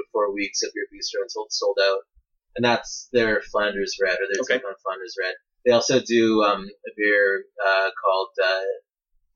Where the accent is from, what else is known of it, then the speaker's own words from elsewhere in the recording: Canada; accent: Canadian; my Canadian accent